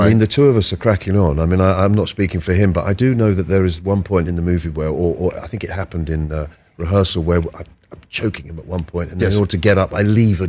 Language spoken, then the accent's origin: English; London, United Kingdom; I was born in Islington in North London